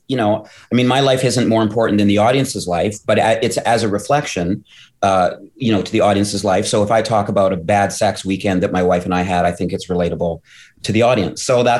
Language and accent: English; Canada; I'm a Canadian